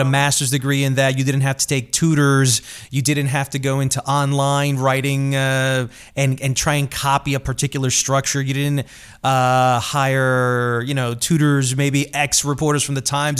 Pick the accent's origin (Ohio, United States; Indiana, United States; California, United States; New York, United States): New York, United States; New York City; I grew up in Queens